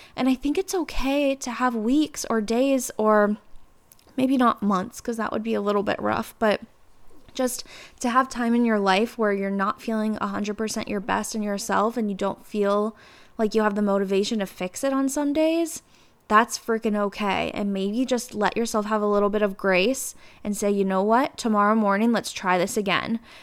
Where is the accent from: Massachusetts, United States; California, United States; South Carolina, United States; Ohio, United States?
Ohio, United States; Cincinnati; also born or lived in New York; I moved back home to Cincinnati